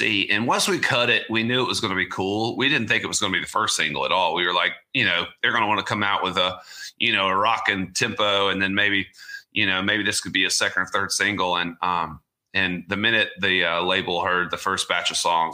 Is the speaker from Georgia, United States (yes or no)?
yes; Augusta, Georgia, United States; I grew up in Augusta, Georgia.